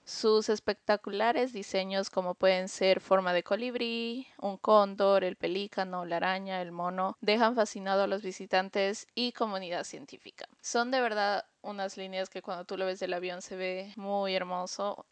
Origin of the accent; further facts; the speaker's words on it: Peru; moved away; aquí dice, sí, dice Perú